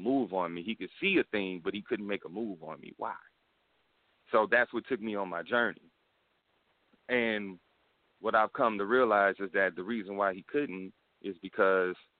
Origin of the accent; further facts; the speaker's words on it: Houston, Texas, United States; I'm hailing from the Republic of Texas, you know, H-Town.